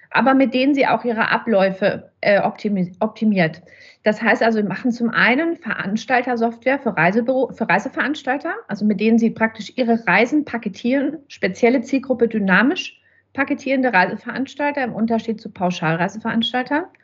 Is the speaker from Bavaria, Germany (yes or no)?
yes; Nuremberg, Bavaria, Germany; now in Leipzig, Germany; seit drei Jahren, knapp vier Jahre sind wir jetzt in Leipzig. Aber ursprünglich komme ich, wie gesagt, aus Nürnberg.